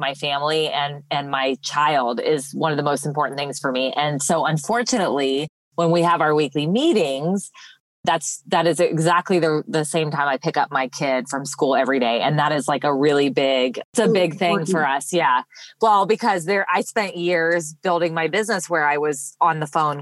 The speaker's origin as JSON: {"language": "English", "town": "Los Angeles", "region": "California", "country": "United States", "tie": "born or raised there", "moved": "as an adult", "lives_now": "Brandon, Mississippi, United States", "said": "I'm originally from Los Angeles, California, and I spent my first 18 years there"}